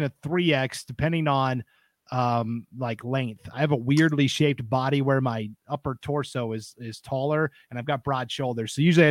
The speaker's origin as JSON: {"language": "English", "town": "Missoula", "region": "Montana", "country": "United States", "tie": "born or raised there", "said": "Where I grew up in Missoula, Montana"}